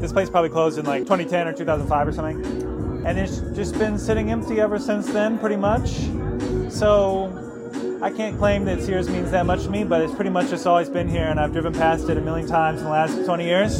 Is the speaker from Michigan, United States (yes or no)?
yes; East Lansing, Michigan, United States; I grew up in East Lansing